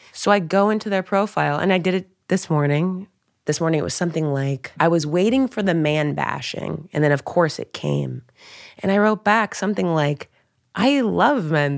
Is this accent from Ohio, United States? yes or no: yes; Dayton, Ohio, United States; moved away; I grew up in Dayton, Ohio